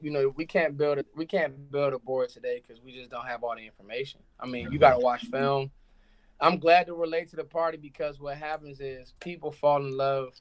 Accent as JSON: {"language": "English", "country": "United States", "said": "I'm from Maryland, Virginia"}